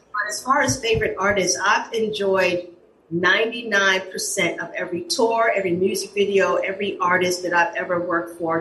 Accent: New York City, New York, United States; I grew up in East Elmhurst, Corona, Jackson Heights, Queens.

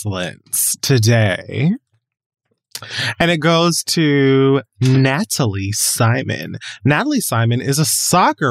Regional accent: Miami, Florida, United States; I'm from Miami

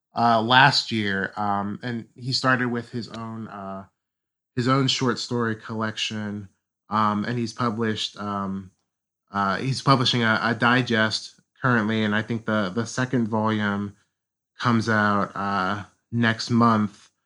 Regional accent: Ohio, United States; I'm from Ohio

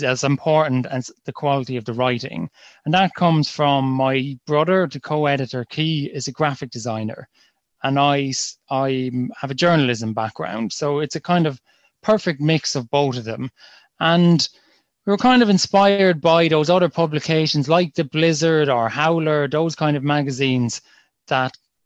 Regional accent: Kilkenny, Leinster, Ireland; we're from Kilkenny, we're a soccer family. And we've just grown up playing it

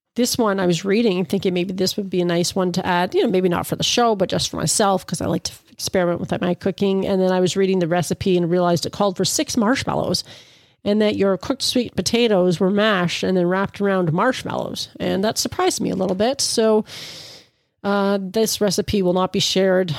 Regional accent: Ontario, Canada; I'm from Ontario, Canada

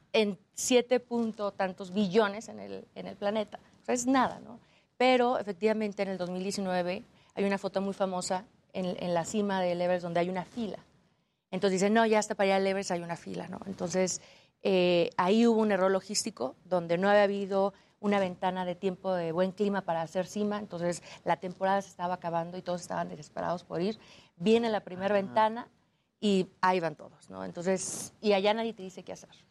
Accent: Aguascalientes, Mexico; Yo soy de Aguascalientes donde no hay montañas

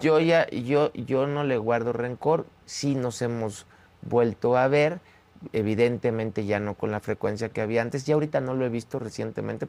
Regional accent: Mexico; todos somos mexicanos

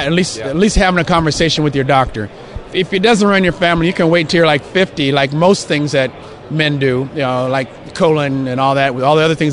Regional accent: Los Angeles, California, United States; I grew up in Los Angeles, so I grew up a Ram fan

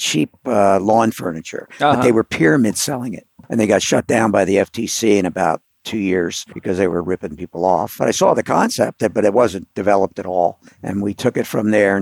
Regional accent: Philadelphia, Pennsylvania, United States; I grew up on the East Coast in Philadelphia

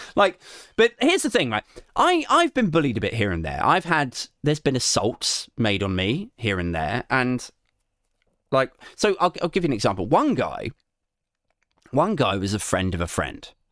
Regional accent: Maidenhead, South East England, United Kingdom; I'm from Maidenhead

